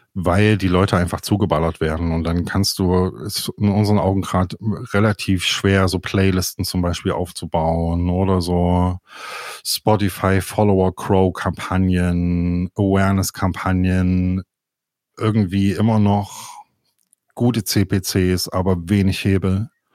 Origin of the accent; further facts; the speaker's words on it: Leipzig, Saxony, Germany; ich komme ja aus Leipzig